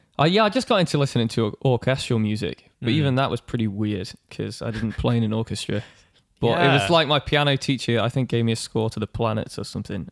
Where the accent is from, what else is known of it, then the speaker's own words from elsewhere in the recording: Isle of Man; moved away; I grew up on the Isle of Man